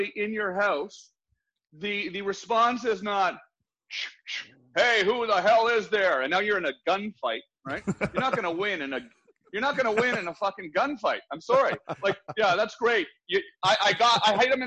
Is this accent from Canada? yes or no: yes; Canada; now in United States; I grew up in Canada